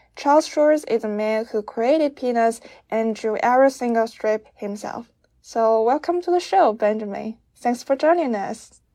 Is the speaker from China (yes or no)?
yes; China; I'm from China